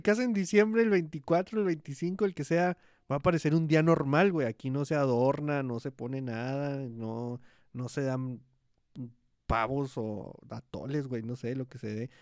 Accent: Hidalgo del Parral, Chihuahua, Mexico; Parral, que es la ciudad donde yo nací.

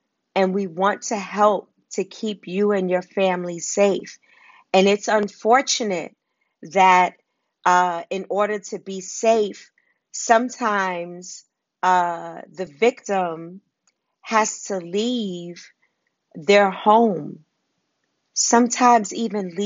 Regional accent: New York City, New York, United States; I grew up in Harlem and Wagner Projects

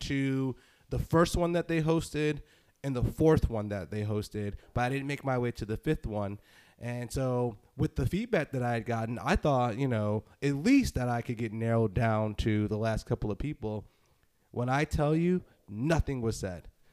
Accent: Northeast, United States; I'm from the Northeast. Is that is that something that makes me sound nasally?

